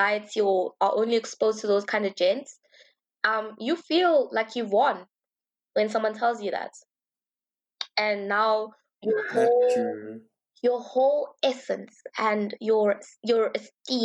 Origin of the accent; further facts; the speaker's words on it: Johannesburg, Gauteng, South Africa; I grew up in the Johannesburg private school scene